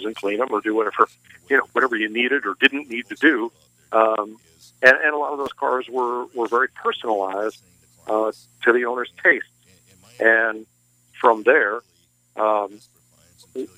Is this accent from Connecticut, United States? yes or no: yes; New England, Connecticut, United States; I grew up in New England